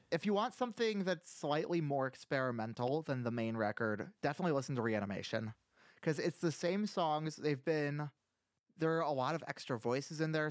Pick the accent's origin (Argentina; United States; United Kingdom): United States; Iowa; I'm from Iowa